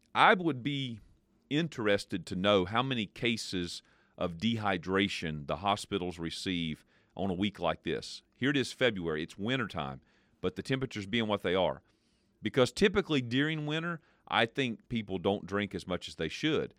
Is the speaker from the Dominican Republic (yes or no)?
no; United States; As American people